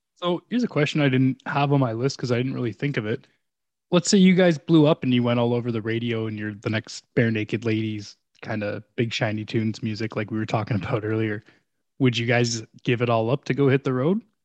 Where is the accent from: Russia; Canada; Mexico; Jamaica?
Canada; we're all Canucks, we're all Canadian here